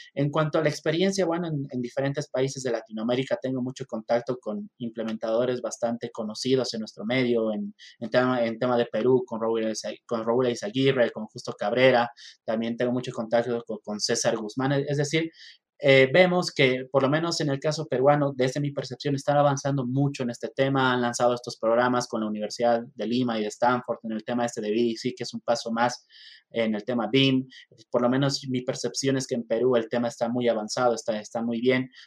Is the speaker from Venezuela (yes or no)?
no; Bolivia; also born or lived in Mexico; now in La Paz, Bolivia; soy eh, ingeniero civil, soy boliviano, estudié acá en, Bolivia la, la, carrera